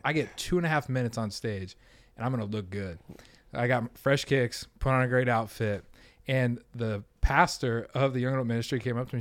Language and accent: English; Denver, Colorado, United States; moved away; I'm from Denver, Colorado